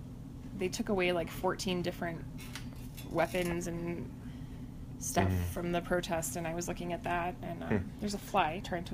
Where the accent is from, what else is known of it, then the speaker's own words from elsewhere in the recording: Santa Fe, New Mexico, United States; We were like, dude, we're from Santa Fe. It's the highest elevated capital in the United States.